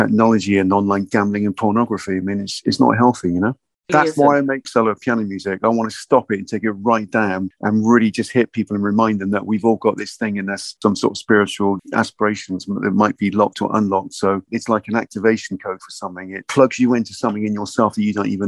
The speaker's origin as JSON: {"language": "English", "town": "Bristol", "region": "South West England", "country": "United Kingdom", "tie": "born or raised there", "said": "I'm sort of born and bred in Bristol, and I was kind of brought up in Lancaster, West in the Henbury"}